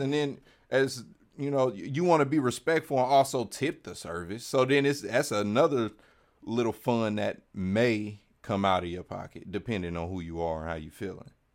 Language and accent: English; Kansas City, Missouri, United States; I'm just on the other side of the state. I'm Kansas City